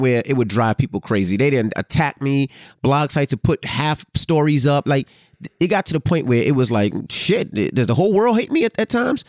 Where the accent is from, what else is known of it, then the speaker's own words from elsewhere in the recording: New York City, New York, United States; me growing up in Queens